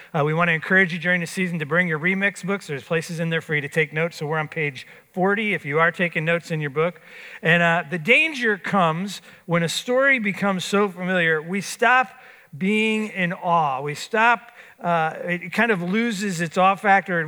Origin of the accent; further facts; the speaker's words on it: Florida, United States; I grew up in Florida.